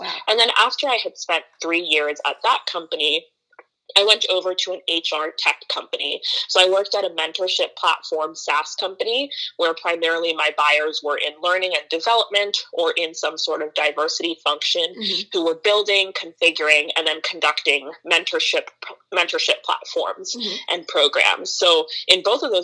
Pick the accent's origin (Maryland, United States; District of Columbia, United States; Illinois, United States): Maryland, United States; also born or lived in Philadelphia / New York / Princeton / Ghana (ancestry); now in Oakland, United States; I grew up on the East Coast in Maryland, but I live in Oakland, California now